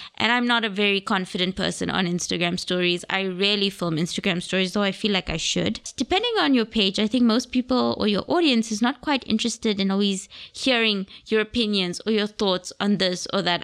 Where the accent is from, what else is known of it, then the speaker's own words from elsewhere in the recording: Gaborone, South-East District, Botswana; moved away as an adult; also born or lived in United Kingdom; now in Cape Town, South Africa; I was born in Gaborone, Botswana. So my nationality, I am Botswana.